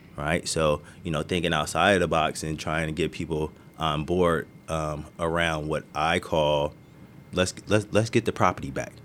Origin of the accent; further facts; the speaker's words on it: Marin City, California, United States; I was born and raised in Marin City